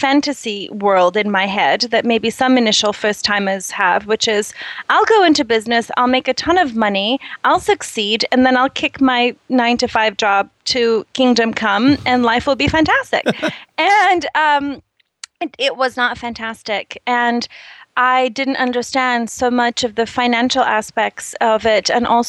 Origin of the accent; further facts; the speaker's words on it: Brazil; I'm originally from Brazil.